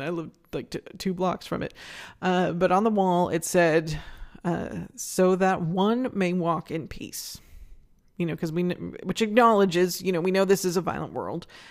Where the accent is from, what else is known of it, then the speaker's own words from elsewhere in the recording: Northern California, United States; moved away as an adult; now in Phoenix, United States; when I was in my, my late teens growing up in Northern California